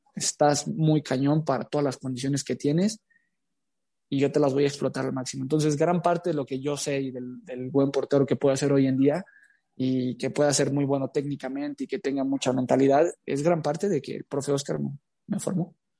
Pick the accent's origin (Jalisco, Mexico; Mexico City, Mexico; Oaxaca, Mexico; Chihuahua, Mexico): Jalisco, Mexico; Tepatitlán de Morelos; moved away as an adult; now in Querétaro, Mexico; nací en Tepatitlán de Morelos, Jalisco